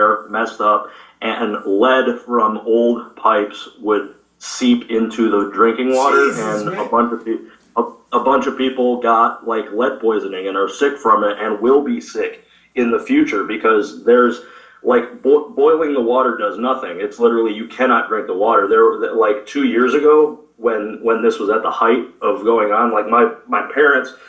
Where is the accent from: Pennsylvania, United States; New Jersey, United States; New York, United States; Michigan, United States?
Michigan, United States; Flint; I grew up born and raised in Flint, Michigan